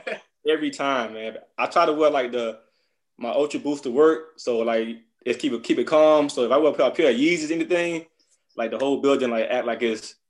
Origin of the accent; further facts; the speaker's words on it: Miami, Florida, United States; man, from Miami, Florida, born and raised here.